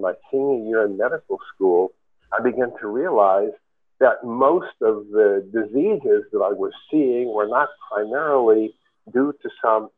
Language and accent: English; New York City, New York, United States; I grew up in New York City